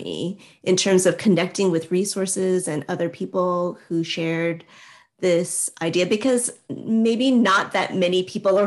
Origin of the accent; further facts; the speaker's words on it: United States; as an Asian American